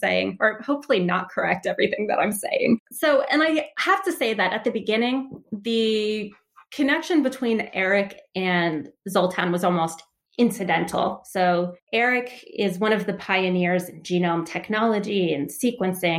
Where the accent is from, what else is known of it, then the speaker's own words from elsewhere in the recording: Delaware, United States; also born or lived in Philadelphia, Pennsylvania; So I grew up in Delaware. I was born in Philly, and then I moved out to Delaware shortly after.